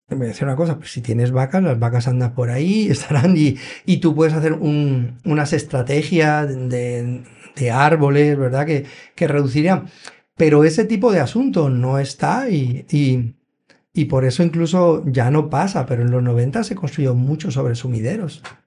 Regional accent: Benidorm, Valencian Community, Spain; now in Puerto Rico; Yo me crié en Benidorm

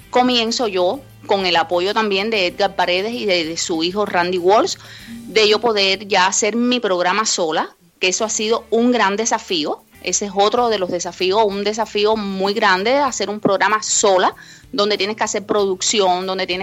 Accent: Cuba; Y se me quedó el bombillo, como decimos a lo buen cubano, porque bueno, soy cubana.

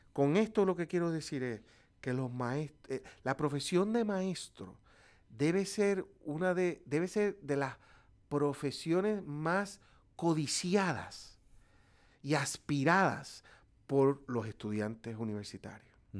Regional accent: Puerto Rico; los puertorriqueños

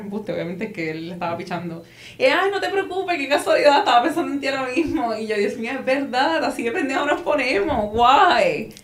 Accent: Puerto Rico; somos de Puerto Rico

